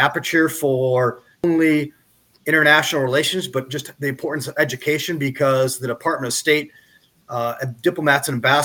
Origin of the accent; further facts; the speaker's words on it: Bloomington, Minnesota, United States; I'm from Minnesota. I grew up in Bloomington.